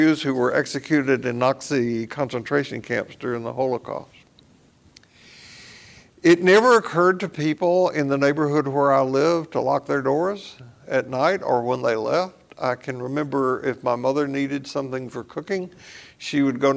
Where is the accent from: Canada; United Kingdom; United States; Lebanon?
United States; Columbia, Tennessee; also born or lived in Portland, Tennessee; As a family, we moved during the war from Portland, Tennessee to Columbia